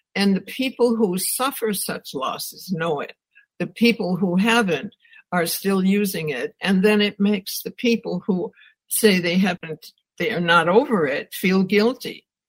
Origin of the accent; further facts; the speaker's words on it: Wisconsin, United States; I grew up in Wisconsin